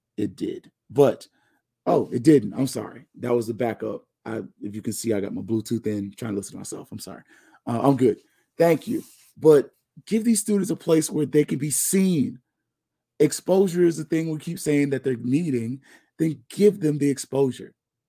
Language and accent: English; California, United States; I saw FAMU, Grambling, Southern on MLB Network, and I'm from California.